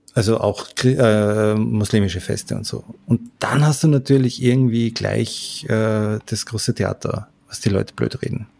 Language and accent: German; Salzburg, Austria; bei uns in Salzburg